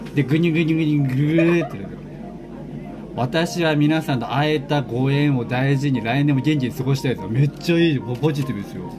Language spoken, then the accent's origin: Japanese; near Shibayama, Chiba, Japan; 故郷のご近所、芝山ってあるんですけど